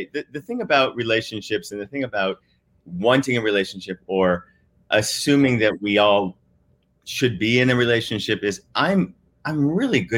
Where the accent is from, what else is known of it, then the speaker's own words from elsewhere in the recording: Midwest, United States; I'm a boy from the Midwest